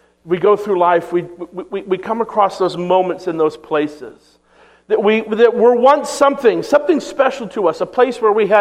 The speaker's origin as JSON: {"language": "English", "region": "Maine", "country": "United States", "tie": "born or raised there", "moved": "yes", "said": "my hometown in Maine"}